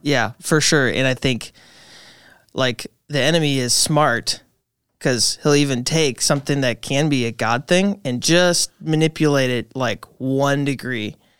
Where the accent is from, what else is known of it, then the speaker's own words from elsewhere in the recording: Appleton, Wisconsin, United States; born and raised in the Appleton kind of area.